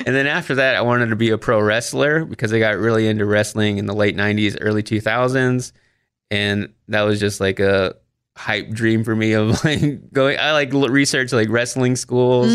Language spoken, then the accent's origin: English; Waxahachie, Texas, United States; also born or lived in Austin, Texas; my hometown of Waxahachie, Texas, to Austin, Texas